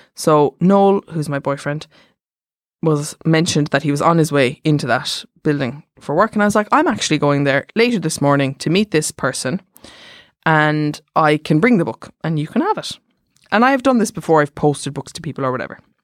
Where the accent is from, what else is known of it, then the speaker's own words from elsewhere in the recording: Germany; I'm from Germany